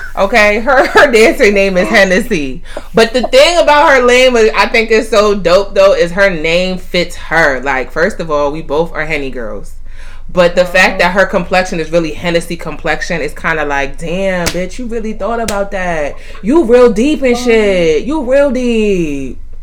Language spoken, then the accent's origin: English; near Mount Vernon, New York, United States; Mount Vernon, which is not far from where I grew up